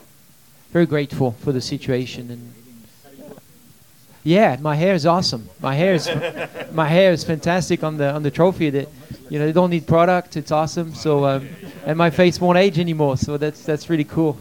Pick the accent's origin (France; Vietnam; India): France; moved away as an adult; now in United States; my home country. Even though, you know, I've been racing here for 14 years